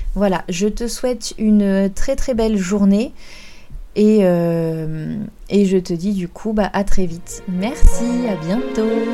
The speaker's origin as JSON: {"language": "French", "country": "France", "said": "chez nous en France"}